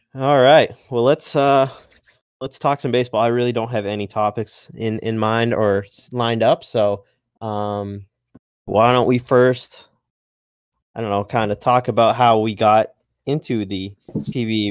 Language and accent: English; Massachusetts, United States; I'm from Massachusetts, so I'm a uh, Red Sox fan